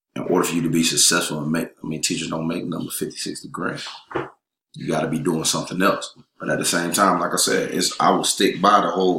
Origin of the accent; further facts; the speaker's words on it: Raleigh, North Carolina, United States; moved away as an adult; now in Atlanta, United States; I'm originally from Raleigh, North Carolina.